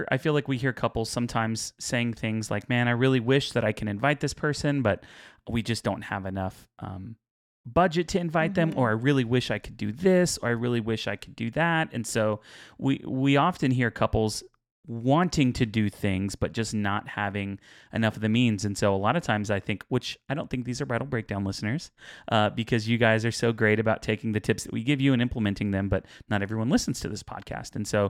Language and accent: English; Houston, Texas, United States; But we're from Houston, so we kind of do.